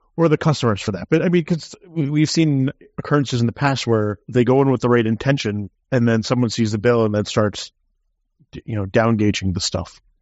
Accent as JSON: {"language": "English", "country": "United States", "said": "Being an American"}